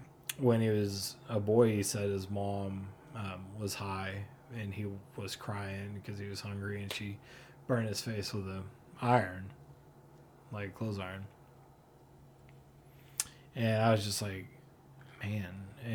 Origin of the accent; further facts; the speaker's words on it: Fayetteville, Arkansas, United States; moved away as an adult; also born or lived in Portland, Oregon; I'm from Fayetteville